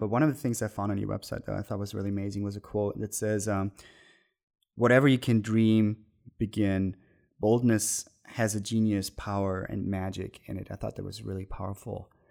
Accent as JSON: {"language": "English", "country": "Germany", "tie": "born or raised there", "moved": "yes", "said": "the twenty minutes from my hometown where I grew up"}